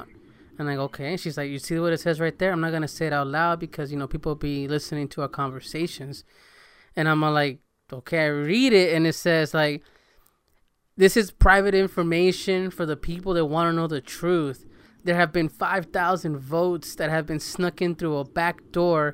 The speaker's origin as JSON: {"language": "English", "country": "El Salvador", "tie": "born or raised there", "said": "growing up in El Salvador"}